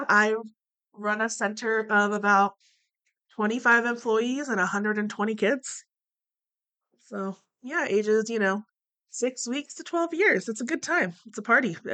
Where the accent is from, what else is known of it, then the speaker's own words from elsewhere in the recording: Northern California, United States; moved away as an adult; also born or lived in Bay Area, California; now in Eugene, United States; I am originally from Northern California